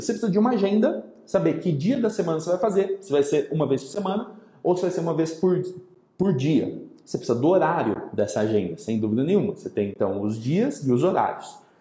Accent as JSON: {"language": "Portuguese", "town": "São Carlos", "region": "São Paulo", "country": "Brazil", "tie": "born or raised there", "said": "de São Carlos, minha terra natal"}